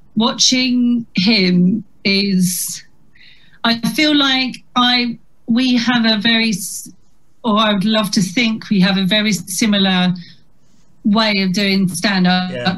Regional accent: Chatham, South East England, United Kingdom; accent: Chatham; moved away as an adult; when I was growing up in Chatham

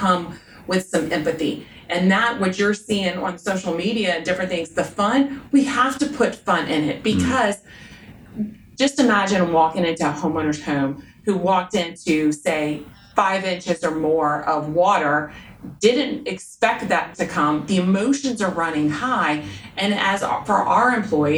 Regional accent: South Louisiana, United States; I grew up in South Louisiana

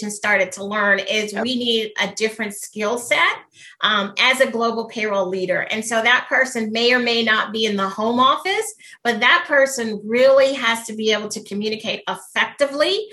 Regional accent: United States; Being American

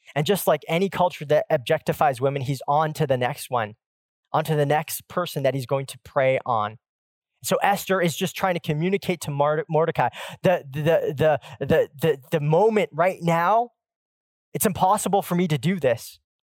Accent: Pacific Northwest, United States; I grew up in the Pacific Northwest where the Seattle Supersonics ruled

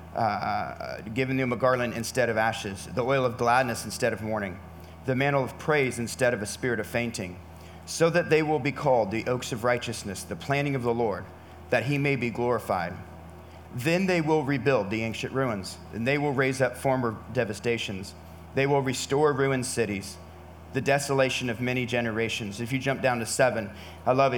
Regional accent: California, United States; I'm from California

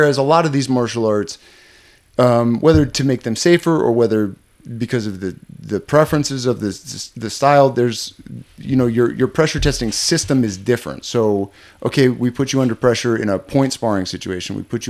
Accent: Chicago, Illinois, United States; I grew up here. Yeah. Okay. Yeah, I grew up in Chicago.

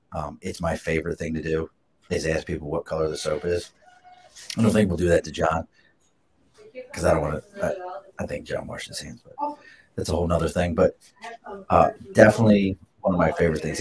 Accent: Baltimore, Maryland, United States; now in Albany, United States; I'm not from here originally. I grew up in Baltimore

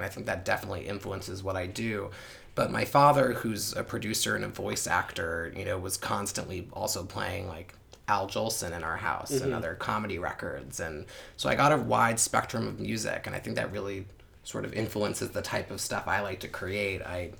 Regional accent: Tenafly, New Jersey, United States; also born or lived in Edgewater, New Jersey; I grew up about 10 minutes into North Jersey, in a town called Tenafly. Now I'm living in Edgewater, New Jersey. That's where I hail from.

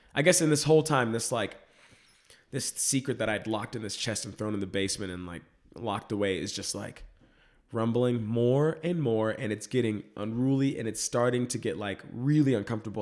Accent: Dallas, Texas, United States; moved away; I grew up in Dallas, Texas. I'm from the suburbs of Dallas

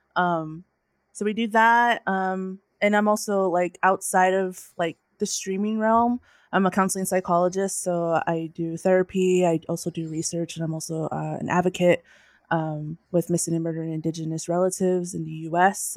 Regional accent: North Dakota, United States; now in California, United States; I'm from North Dakota, and I uh, am currently residing in California

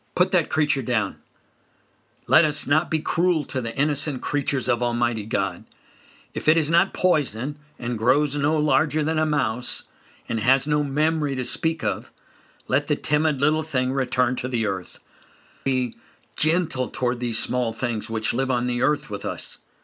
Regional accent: California, United States; also born or lived in western North Carolina; now in North Carolina, United States; growing up in California

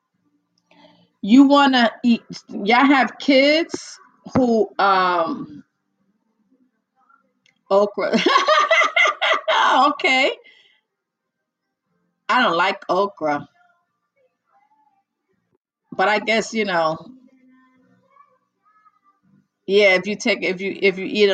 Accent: United States; I am from the US, the US of good A, USA

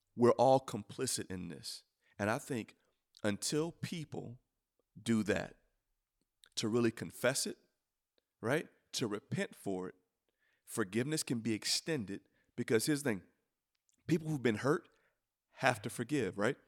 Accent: United States; I'm an American

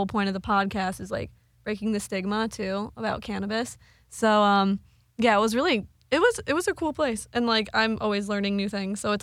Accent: New York, United States; we're from the East Coast and like being from New York, some people off the bat, they're like, oh, are you from Manhattan? It's like, no. We're from the island.

